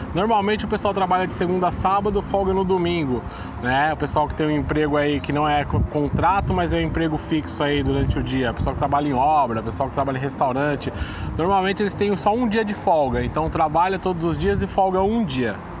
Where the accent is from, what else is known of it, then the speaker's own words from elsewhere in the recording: São Paulo, Brazil; moved away as an adult; now in New York, United States; eu sou paulista, a gente fala cortando todas as palavras